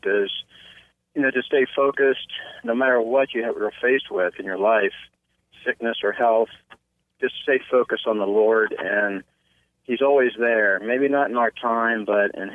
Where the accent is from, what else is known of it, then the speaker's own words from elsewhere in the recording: Cambridge, Ohio, United States; I was born in Cambridge, Ohio. I attended school, graduated from high school here in Cambridge